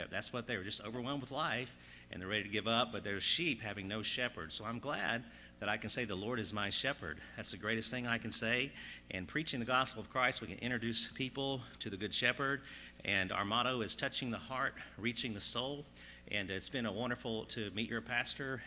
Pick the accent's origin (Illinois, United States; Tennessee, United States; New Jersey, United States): Tennessee, United States; Mountain City; my family, and we're from Mountain City, Tennessee